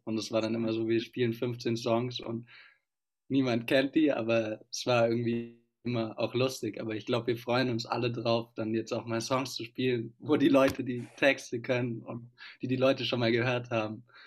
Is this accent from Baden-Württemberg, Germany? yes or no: yes; Stuttgart, Baden-Württemberg, Germany; now in Freiburg, Germany; ich komme aus Stuttgart, wie wir alle eigentlich, und studiere jetzt aber in Freiburg